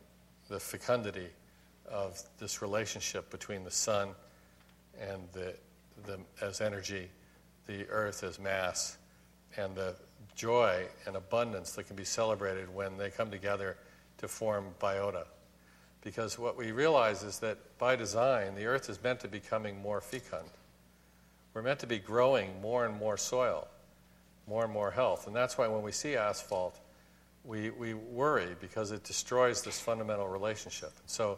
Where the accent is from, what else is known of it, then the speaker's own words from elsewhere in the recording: Hong Kong; also born or lived in Tokyo, Japan; When I was a baby, I was born in Tokyo, and I grew up in Hong Kong.